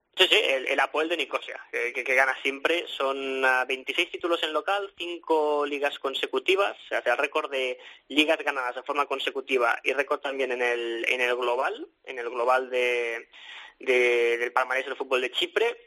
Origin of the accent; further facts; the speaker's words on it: Sabadell, Catalonia, Spain; somos de Sabadell